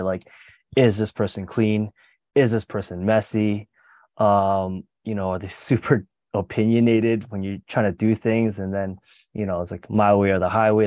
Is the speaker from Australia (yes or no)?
no; Mississauga, Ontario, Canada; moved away as an adult; now in Hong Kong; I'm from Mississauga, which is a relatively large suburb in Toronto